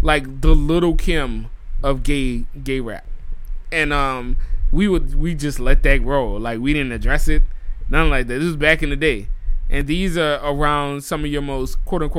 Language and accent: English; New Orleans, Louisiana, United States; moved away; I'm born and raised in New Orleans